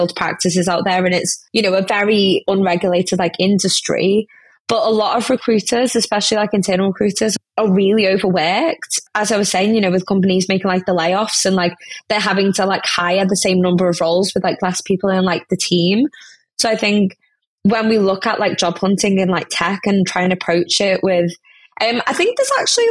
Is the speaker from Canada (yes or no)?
no; India; now in United Kingdom; I'm an Indian woman